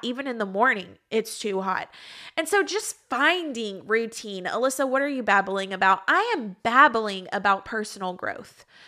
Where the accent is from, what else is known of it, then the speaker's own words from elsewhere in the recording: Texas, United States; moved away as an adult; also born or lived in Georgia; now in Florida, United States; I was raised and lived in Texas the majority of my life